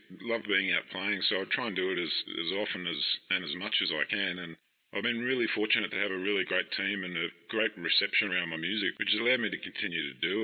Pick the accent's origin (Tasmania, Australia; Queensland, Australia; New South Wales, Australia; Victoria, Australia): New South Wales, Australia; Central Coast; I grew up on the Central Coast. That's where I live right now.